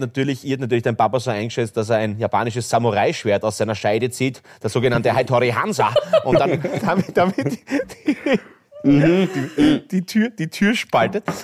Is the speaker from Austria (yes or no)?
yes; Graz, Styria, Austria; bei uns in Graz